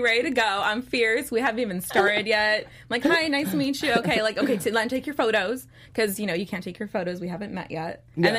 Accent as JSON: {"language": "English", "town": "Los Angeles", "region": "California", "country": "United States", "tie": "born or raised there", "moved": "yes", "said": "I actually am born and raised in Los Angeles, so I'm basically kind of moving back home after 14 years."}